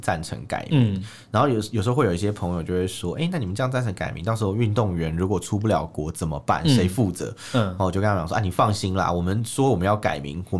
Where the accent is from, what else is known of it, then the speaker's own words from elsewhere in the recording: Taiwan; 我们在台湾出生长大